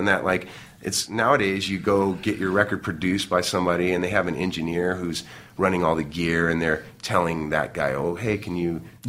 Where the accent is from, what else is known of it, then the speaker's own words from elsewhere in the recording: Irvine, California, United States; back when we were kids in Irvine, it was all just orange fields and, you know, orange groves and a couple high schools.